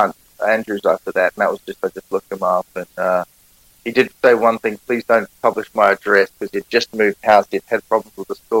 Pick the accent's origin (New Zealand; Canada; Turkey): New Zealand; accent: Kiwi; Sat down at the bar, having my Kiwi accent